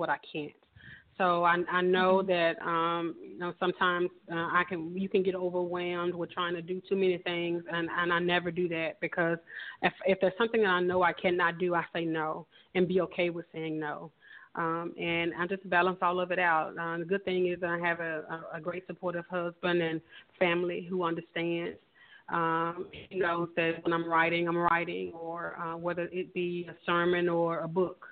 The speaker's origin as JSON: {"language": "English", "town": "Memphis", "region": "Tennessee", "country": "United States", "tie": "born or raised there", "said": "born and raised in Memphis, Tennessee"}